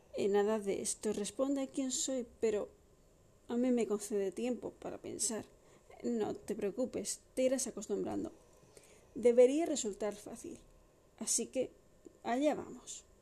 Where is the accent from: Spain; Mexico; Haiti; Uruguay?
Spain; Madrid, Community of Madrid; Soy de Madrid, nacida y criada